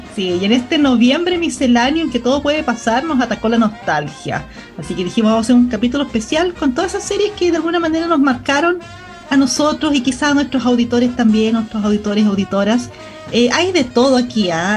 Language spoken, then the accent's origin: Spanish; Parral, Maule, Chile; moved away; yo en esos años de mi infancia yo vivía en Parral